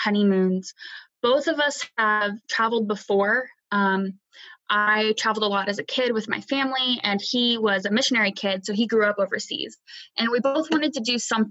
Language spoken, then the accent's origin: English; United States; where I grew up at home in the States.